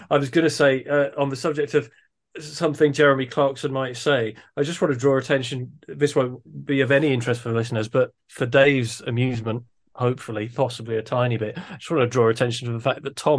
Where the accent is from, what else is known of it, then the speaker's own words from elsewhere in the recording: Scotland, United Kingdom; as a Scotsman